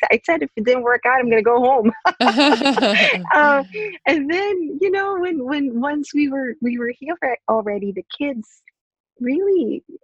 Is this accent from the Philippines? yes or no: yes; Philippines; I am originally from the Philippines. I was born and raised in the Philippines and went to Catholic school.